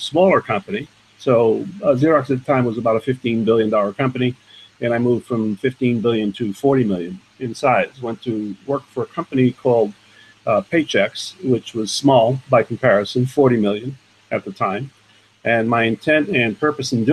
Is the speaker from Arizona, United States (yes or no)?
no; New York City, New York, United States; I grew up in the borough of Manhattan, New York, on what is called the Lower East Side today